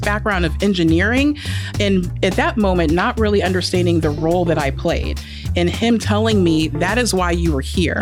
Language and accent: English; Indianapolis, Indiana, United States; also born or lived in Virginia / North Carolina; I was born and raised here in Indy